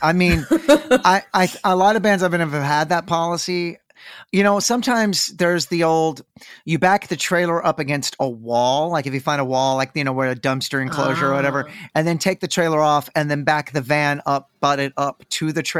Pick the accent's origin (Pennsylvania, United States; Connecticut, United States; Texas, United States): Texas, United States; I'm born and raised in Texas and I still live here.